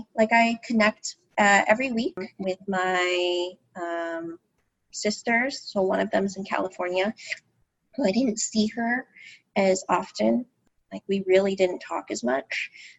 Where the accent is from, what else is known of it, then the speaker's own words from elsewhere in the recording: Philippines; So I'm Filipino, and as Filipinos, or many Filipinos are in the healthcare profession.